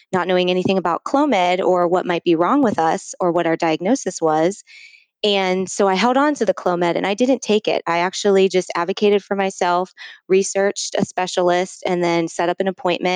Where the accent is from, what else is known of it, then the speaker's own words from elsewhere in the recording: Ohio, United States; I've born and raised in Ohio, came down to Columbus to go to college